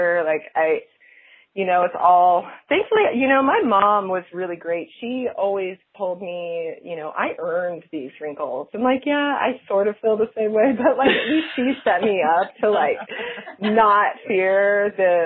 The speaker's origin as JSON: {"language": "English", "town": "Salt Lake City", "region": "Utah", "country": "United States", "tie": "born or raised there", "also_born_or_lived": "Los Angeles", "moved": "as an adult", "said": "I'm from Utah. I'm from Salt Lake City"}